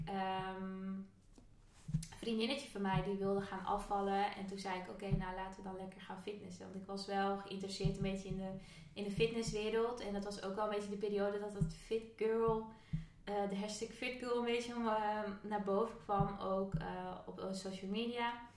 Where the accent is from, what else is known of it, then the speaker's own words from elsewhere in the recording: Friesland, Netherlands; moved away; also born or lived in Amsterdam; ik kom uit Friesland, korfbal is daar echt een ding